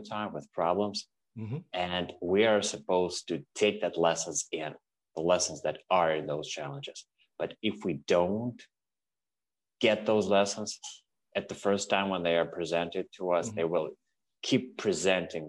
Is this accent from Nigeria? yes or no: no; Russia; moved away as an adult; now in Canada; I'm originally from Russia